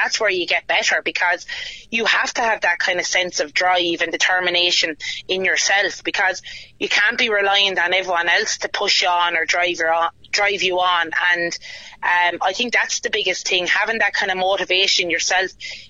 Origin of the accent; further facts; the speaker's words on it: Oulart, County Wexford, Ireland; I'm from Owlert and I'm very proud of that as well.